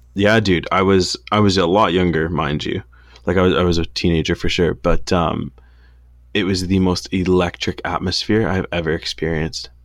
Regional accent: Canada; we're Canadian

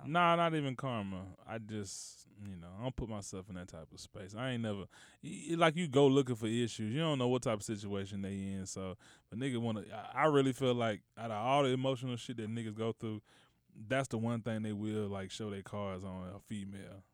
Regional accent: United States; as a American

